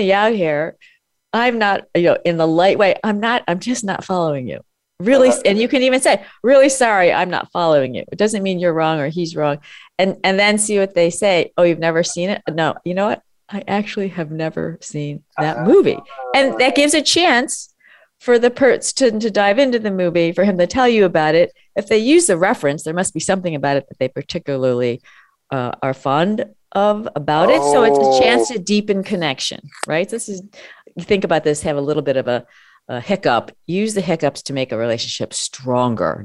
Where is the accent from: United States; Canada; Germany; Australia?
United States; I was born and I grew up in America